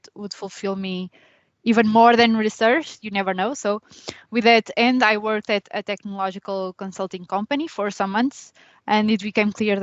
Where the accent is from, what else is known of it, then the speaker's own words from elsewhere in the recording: Coimbra, Centro, Portugal; moved away as an adult; also born or lived in Spain / Sweden; now in Limerick, Ireland; I'm from Coimbra, Portugal.